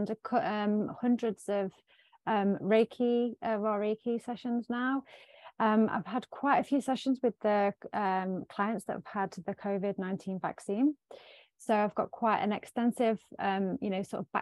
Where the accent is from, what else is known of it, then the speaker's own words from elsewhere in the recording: Sherwood Forest, East Midlands, United Kingdom; I am from the UK, Sherwood Forest